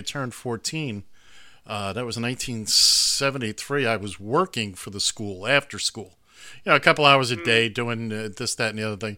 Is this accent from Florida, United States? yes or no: no; New York City, New York, United States; I'm from Hell's Kitchen.